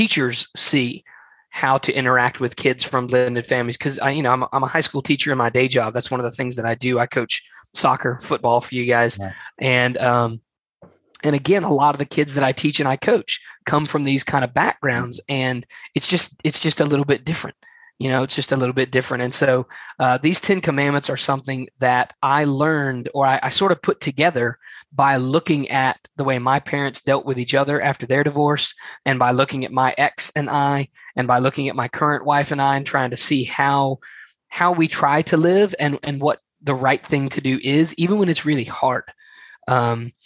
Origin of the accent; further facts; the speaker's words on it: Alabama, United States; I am from Alabama in the southeastern United States